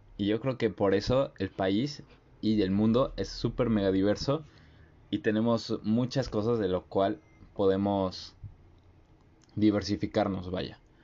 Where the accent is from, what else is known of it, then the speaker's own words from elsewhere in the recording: Mexico; nuestra sociedad, aún siendo mexicanos